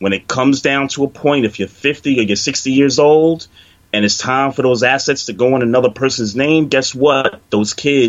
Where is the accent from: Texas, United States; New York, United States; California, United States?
New York, United States; New York City; growing up in New York, working in Brooklyn, working, you know, blocks away from a Jewish community